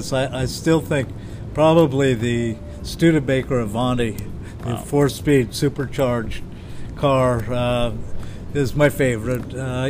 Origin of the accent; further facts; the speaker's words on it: Pasadena, California, United States; I was born in Pasadena, California, and grew up there for most of my life.